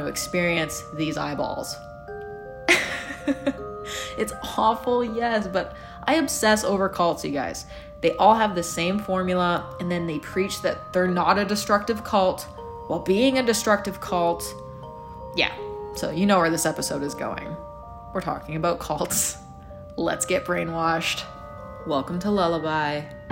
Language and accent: English; Edmonton, Alberta, Canada; my hometown of Edmonton, Alberta, Canada